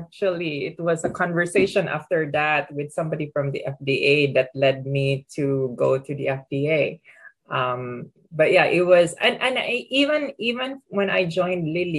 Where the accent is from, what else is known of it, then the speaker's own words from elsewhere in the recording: Philippines; moved away as an adult; also born or lived in Pittsburgh; I come from the Philippines originally